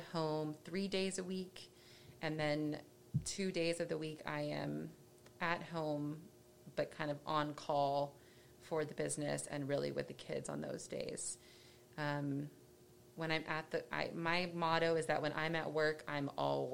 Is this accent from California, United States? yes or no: no; Dallas, Texas, United States; I grew up in Dallas and went to a small school